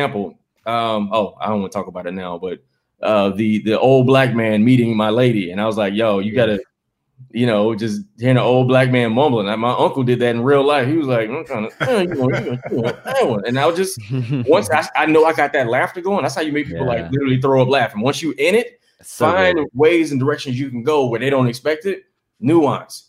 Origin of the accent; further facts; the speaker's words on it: the South, United States; now in Los Angeles, United States; I'm from the South